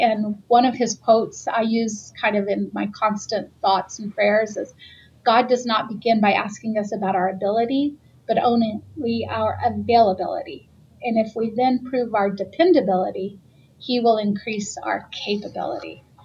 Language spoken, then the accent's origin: English; the South, United States; living in the South, being born and raised in the South